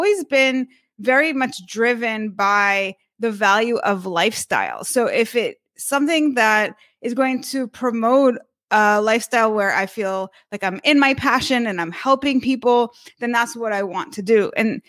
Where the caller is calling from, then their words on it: Miami Beach, Florida, United States; also born or lived in San Francisco; So we are right now in Miami Beach. We recently relocated from San Francisco.